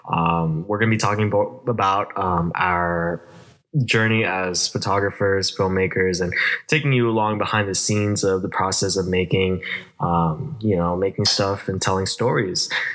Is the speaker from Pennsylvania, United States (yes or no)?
no; Vallejo, California, United States; I was also born and raised here in Vallejo.